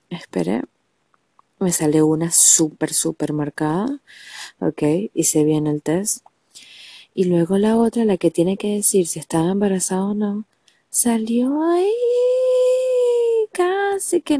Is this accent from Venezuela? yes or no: yes; Venezuela; now in Argentina; sí, yo soy venezolana, pero vivo en Argentina, y en Argentina todo es al revés